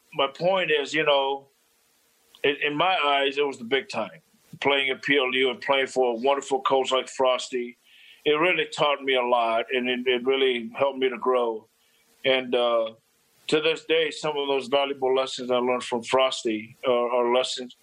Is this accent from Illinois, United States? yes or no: no; Los Angeles, California, United States; moved away as an adult; also born or lived in Minnesota; now in Manhattan, Kansas, United States; growing up in Los Angeles.